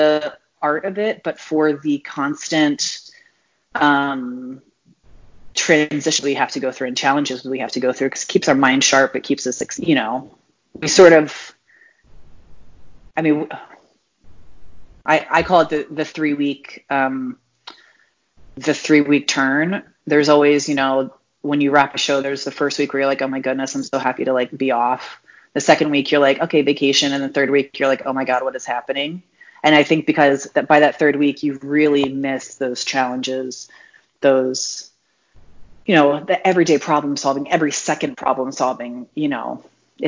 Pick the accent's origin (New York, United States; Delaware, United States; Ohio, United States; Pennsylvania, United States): Delaware, United States; now in Atlanta, United States; I grew up in the little tiny state called Delaware